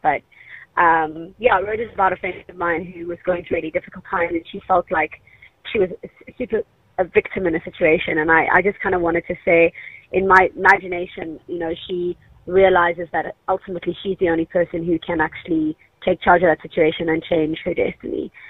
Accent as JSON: {"language": "English", "town": "Cape Town", "region": "Western Cape", "country": "South Africa", "said": "we're from Cape Town"}